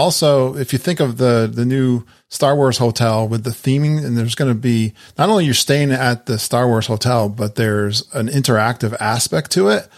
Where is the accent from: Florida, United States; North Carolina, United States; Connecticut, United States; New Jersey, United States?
Connecticut, United States; I'm from Connecticut and New England. We've got some amazing lobster in my area